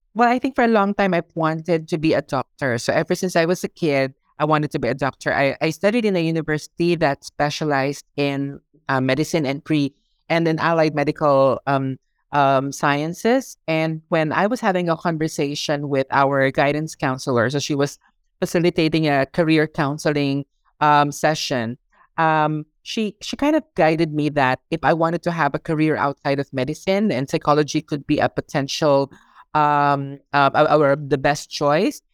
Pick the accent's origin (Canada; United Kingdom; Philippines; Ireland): Philippines; moved away as an adult; now in Hong Kong; I was born in the Philippines. I also grew up in the Philippines